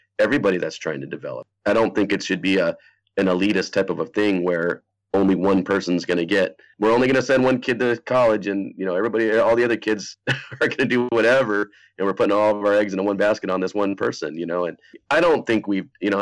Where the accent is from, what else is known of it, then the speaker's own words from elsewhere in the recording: Pacific Northwest, United States; I grew up in the Pacific Northwest